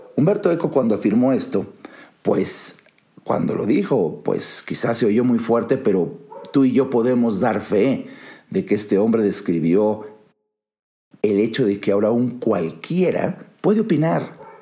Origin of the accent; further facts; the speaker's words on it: Mexico; Soy mexicano, conozco mi país, conozco la idiosincrasia, conozco la psicología social, eh, vivo aquí